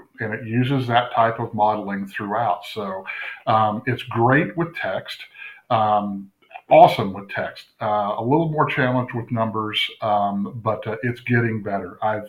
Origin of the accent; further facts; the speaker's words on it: California, United States; born there; now in Texas, United States; Well, I was born in California, but as I tell all my Texas friends, I got here as fast as I could. So, yeah, I'm still in Texas.